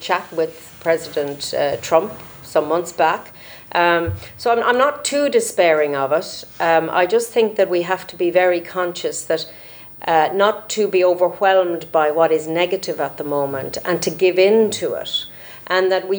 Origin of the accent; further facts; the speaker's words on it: Ireland; as an Irish MEP